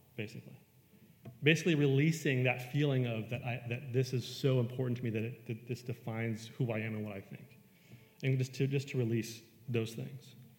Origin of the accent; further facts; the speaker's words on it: Western New York, United States; I grew up in Western New York